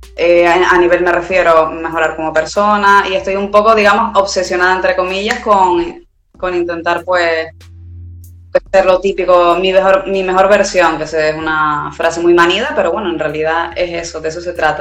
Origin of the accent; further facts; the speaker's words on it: Tenerife, Canary Islands, Spain; De Tenerife, Canarias, España al lado de África